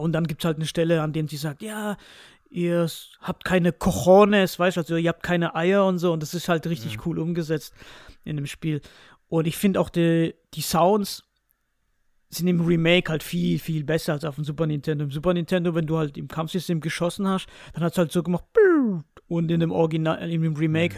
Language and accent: German; Spain; ich als Spanier